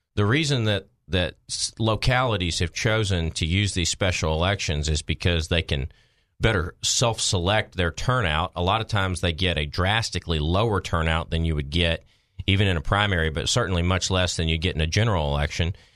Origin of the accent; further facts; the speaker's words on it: Maumelle, Arkansas, United States; in my hometown